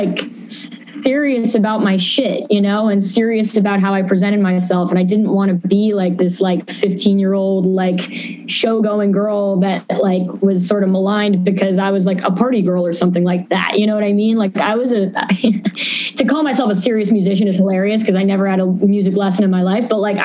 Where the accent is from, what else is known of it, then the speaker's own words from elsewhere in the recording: New York City, New York, United States; growing up in New York